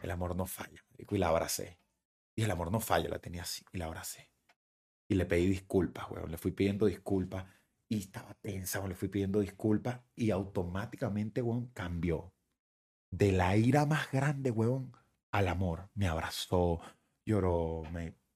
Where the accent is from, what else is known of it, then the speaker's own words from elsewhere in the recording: Guatire, Miranda, Venezuela; moved away as an adult; also born or lived in Caracas, Venezuela; now in Miami, United States; toda esa gente con la que me crié y guatire